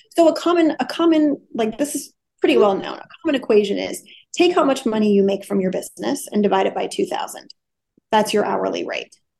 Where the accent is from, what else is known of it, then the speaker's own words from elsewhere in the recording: Wisconsin, United States; moved away as an adult; also born or lived in Los Angeles County, California; I grew up in a small Midwestern city